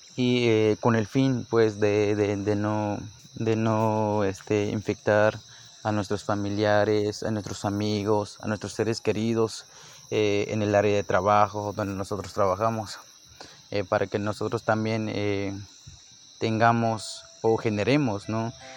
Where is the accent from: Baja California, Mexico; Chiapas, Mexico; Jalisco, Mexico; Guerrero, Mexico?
Chiapas, Mexico; Ejido Miguel Hidalgo; soy del Ejido Miguel Hidalgo, municipio de Cocingo, Chiapas